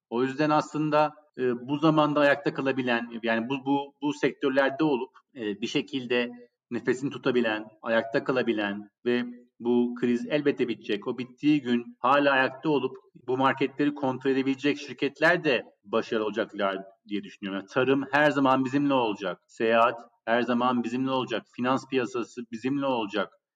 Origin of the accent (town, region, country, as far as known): Turkey; moved away as an adult; also born or lived in New York, United States / London, United Kingdom